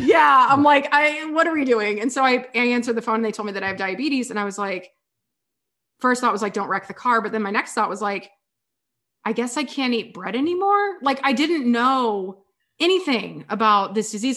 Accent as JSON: {"language": "English", "region": "Kansas", "country": "United States", "tie": "born or raised there", "also_born_or_lived": "San Diego", "moved": "as an adult", "said": "I grew up in Kansas"}